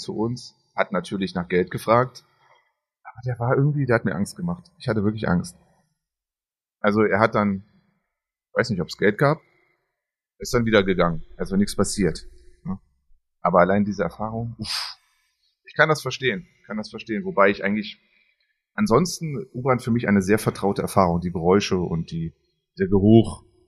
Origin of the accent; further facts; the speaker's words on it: Berlin, Germany; als Kind in Berlin